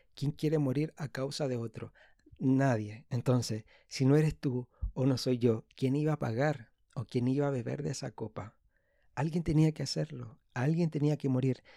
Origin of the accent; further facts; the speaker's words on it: Santiago, Santiago Metropolitan Region, Chile; soy de Santiago de Chile